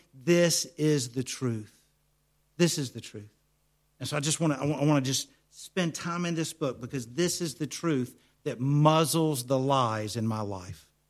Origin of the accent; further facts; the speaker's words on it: United States; accent: American; my American accent